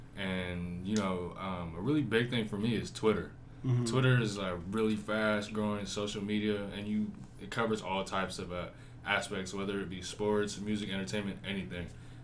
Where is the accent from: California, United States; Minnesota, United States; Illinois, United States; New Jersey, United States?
California, United States; San Francisco; I'm a rising senior from San Francisco.